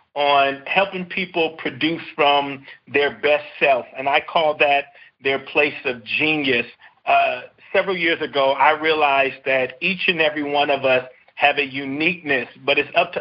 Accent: Compton, California, United States; I grew up in a city called Compton

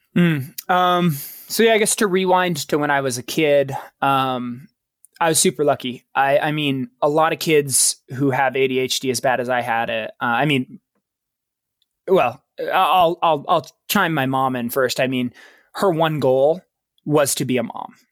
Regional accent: Baker City, Oregon, United States; I was born in small town Eastern Oregon, a little town called Baker City, Oregon.

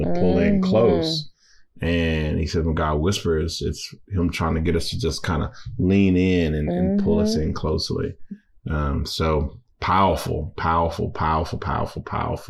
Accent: Louisiana, United States; I'm from Louisiana. I'm Cajun.

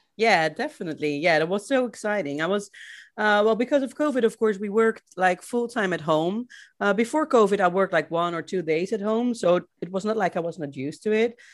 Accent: Rotterdam, South Holland, Netherlands; moved away as an adult; I'm from Rotterdam

